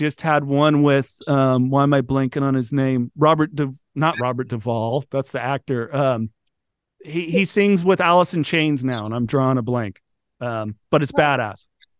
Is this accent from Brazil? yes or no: yes; Brazil; Growing up in Brazil, there was never the Formula One influence. I mean, you get the home of Ayrton Senna.